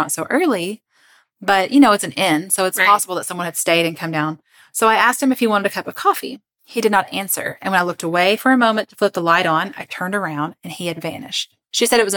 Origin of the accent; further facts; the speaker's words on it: Kentucky, United States; I'm from Kentucky